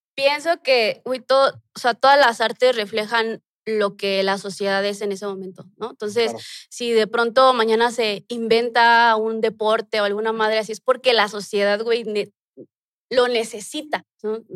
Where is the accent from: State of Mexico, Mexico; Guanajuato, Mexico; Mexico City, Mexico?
Mexico City, Mexico; Ahí crecí, ahí nací